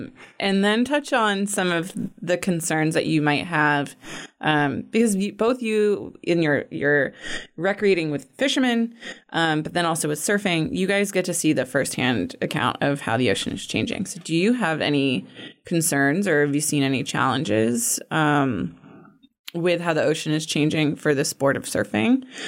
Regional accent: Maine, United States; I grew up in Maine, and I feel like my experience of swimming there

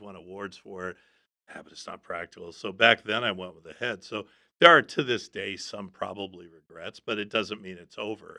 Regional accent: outside of Aspen, Colorado, United States; I grew up outside of Aspen

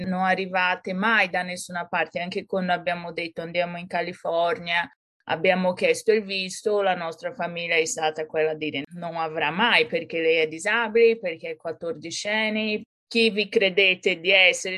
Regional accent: São Paulo, Brazil; Italian is a second language; moved away as an adult; now in Florence, Italy; sono brasiliana e sono nata e cresciuta a San Paolo. Poi, con ventidue anni, mi sono trasferita in Italia

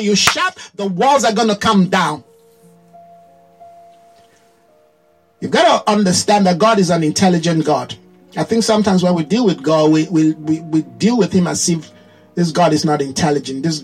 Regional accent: Nigeria; as a Nigerian. There's a way a Nigerian behave. Very loud, right? Very colorful. You know, everything has to be, people have to see it. You see the way our women dress.

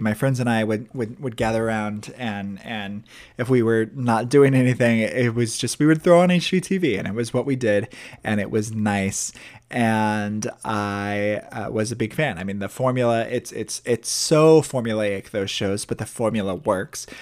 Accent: Midwest, United States; born or raised there

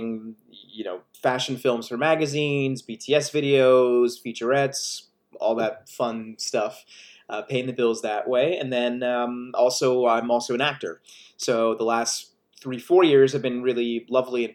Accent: United States; moved away as an adult; also born or lived in Switzerland / New York / Prague, Czech Republic; now in Los Angeles, United States; lived in New Jersey and in the suburbs of Philly predominantly, which is where I went to spend primary school, high school

